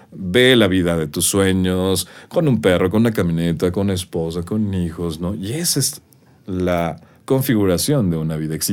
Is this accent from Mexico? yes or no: yes; Mexico; somos los mexicanos